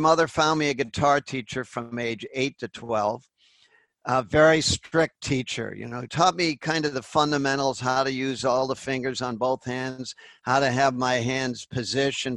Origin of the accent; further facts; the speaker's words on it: Natick, Massachusetts, United States; also born or lived in Boston; I grew up in a blue collar area about called Natick, Massachusetts, 18 miles west of Boston